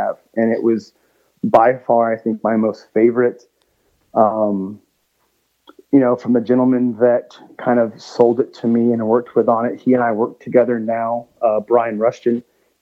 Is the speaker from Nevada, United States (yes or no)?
no; Georgia, United States; now in Nashville, United States; growing up in Georgia, like especially like around my grandparents' house, there was a ton of pecan trees.